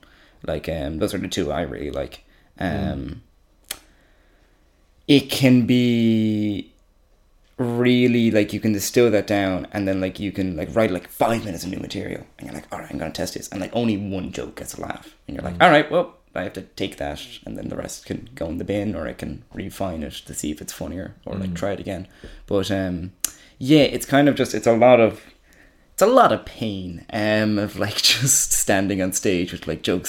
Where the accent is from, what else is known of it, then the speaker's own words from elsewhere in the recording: Ireland; I'm from fucking Wicklow.